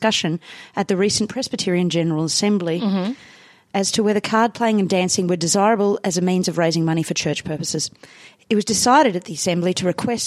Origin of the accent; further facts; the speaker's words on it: Canberra, Australian Capital Territory, Australia; now in Sydney, Australia; I'm not really from Sydney. I'm from Canberra